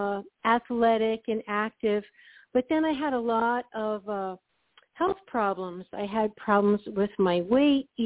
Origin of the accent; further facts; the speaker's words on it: New England, United States; growing up in New England and kind of in a Puritan work ethic